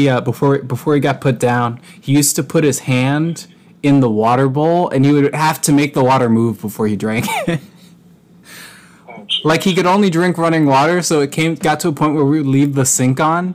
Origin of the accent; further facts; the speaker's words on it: Massachusetts, United States; I'm from Massachusetts.